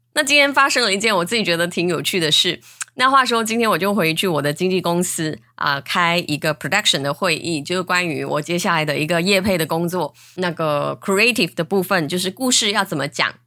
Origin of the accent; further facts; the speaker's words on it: Malaysia; 我是来自马来西亚的